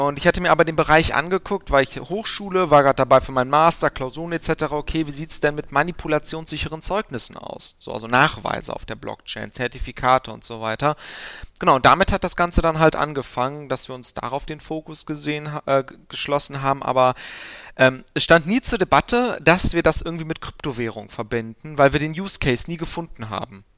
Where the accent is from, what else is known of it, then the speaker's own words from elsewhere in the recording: Aachen, North Rhine-Westphalia, Germany; also born or lived in Gelsenkirchen; gebürtig komme ich aus Aachen